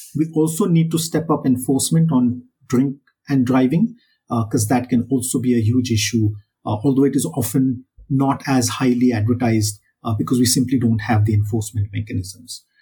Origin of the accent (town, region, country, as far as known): India